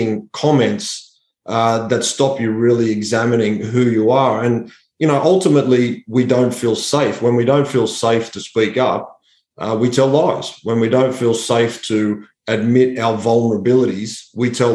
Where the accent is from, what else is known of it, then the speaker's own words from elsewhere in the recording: Sydney, New South Wales, Australia; I grew up in Western Sydney